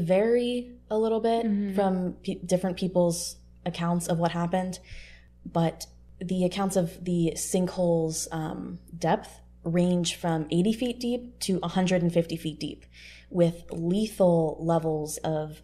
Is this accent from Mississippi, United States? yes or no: no; Pennsylvania, United States; I'm from Pennsylvania, so potholes in rural Pennsylvania are not unusual